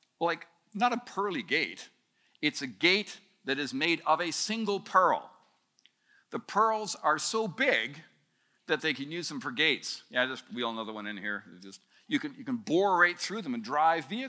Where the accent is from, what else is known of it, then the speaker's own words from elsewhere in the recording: Canada; as a Canadian